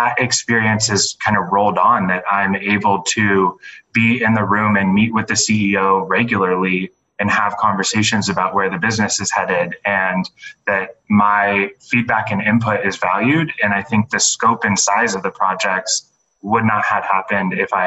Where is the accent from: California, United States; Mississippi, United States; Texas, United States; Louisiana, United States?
California, United States; San Diego; moved away as an adult; I'm originally from San Diego